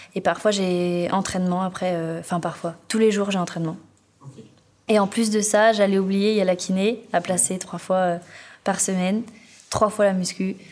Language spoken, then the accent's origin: French; Finistère, Brittany, France; now in Talence, France; je viens du Finistère